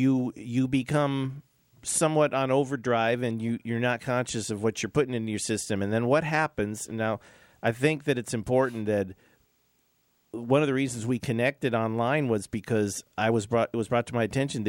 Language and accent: English; Los Angeles, California, United States; where are you from? I said, Los Angeles.